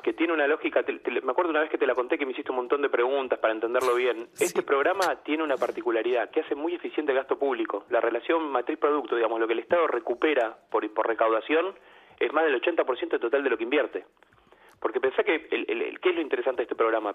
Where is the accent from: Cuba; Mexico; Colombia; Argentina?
Argentina; como argentinos